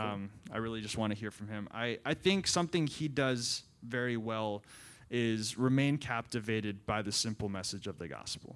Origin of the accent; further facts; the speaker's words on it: Central Maryland, United States; moved away; I grew up in Central Maryland for about, um, twenty-one years of my life, went to public school.